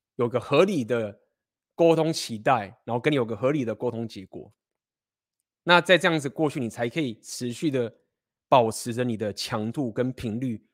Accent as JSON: {"language": "Chinese", "country": "Taiwan", "tie": "born or raised there", "moved": "yes", "said": "我们就是生在台湾，那我们就是学中文"}